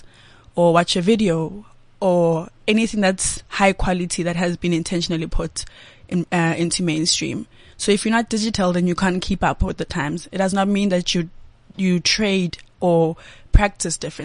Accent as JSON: {"language": "English", "area": "East Rand", "region": "Gauteng", "country": "South Africa", "tie": "born or raised there", "also_born_or_lived": "Sandton", "said": "I was born this side and soon after my parents moved to the East Rand."}